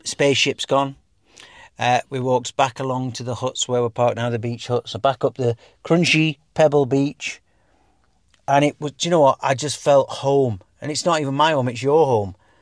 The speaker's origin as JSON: {"language": "English", "region": "England", "country": "United Kingdom", "also_born_or_lived": "Dubai", "said": "we are English."}